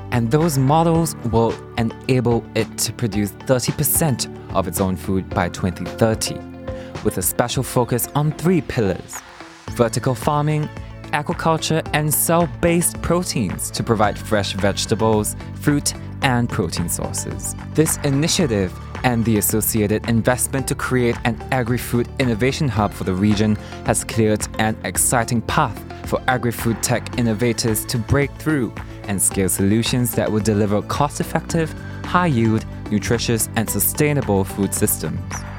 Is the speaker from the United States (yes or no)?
no; Singapore; I'm Singaporean myself